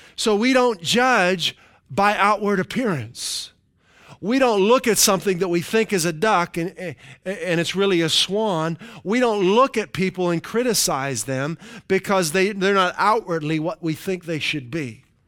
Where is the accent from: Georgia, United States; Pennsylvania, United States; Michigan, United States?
Pennsylvania, United States; Western; where I grew up in Western Pennsylvania